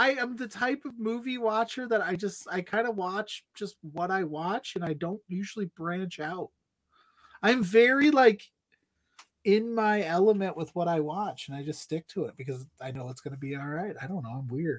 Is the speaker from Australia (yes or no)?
no; United States; We're from the United States.